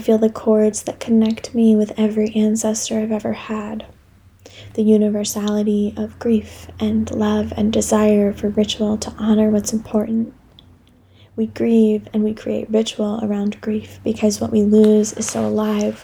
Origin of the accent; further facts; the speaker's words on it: United States; also born or lived in Delaware; now in Philadelphia, United States; I've now put down roots after growing up in Maryland and Delaware